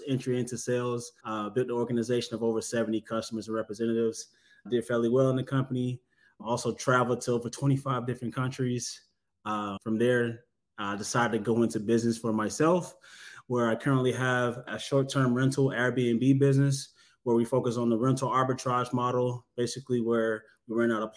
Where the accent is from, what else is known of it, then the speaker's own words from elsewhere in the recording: Atlanta, Georgia, United States; also born or lived in LaGrange, Georgia; I'm originally from Southeast Atlanta. I grew up back and forth between here in Atlanta and down in LaGrange, Georgia